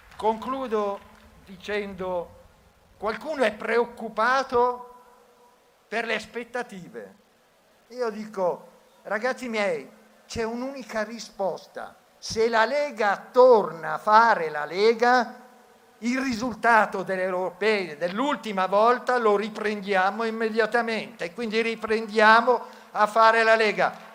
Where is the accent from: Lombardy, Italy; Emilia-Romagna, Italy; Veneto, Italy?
Lombardy, Italy; Bergamo; come bergamasco, come lombardo, come nipote di mio nonno